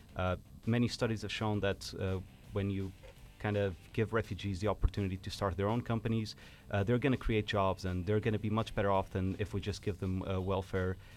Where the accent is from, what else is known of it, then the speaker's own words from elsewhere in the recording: Portugal; moved away as an adult; now in Finland; I was born in Portugal, um, and I grew up there, but I'm half Finnish as well, and I've moved here seven years ago.